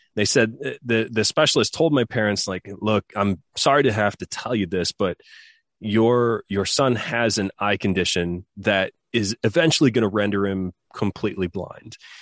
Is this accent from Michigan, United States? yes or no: yes; Southwest Michigan, United States; I grew up in Michigan in the U S, and, uh, grew up on a farm